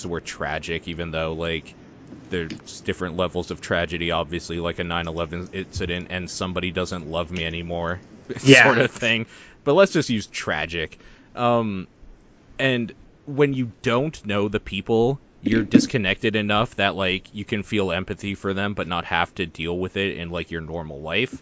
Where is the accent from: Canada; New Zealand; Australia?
Canada; I'm Canadian.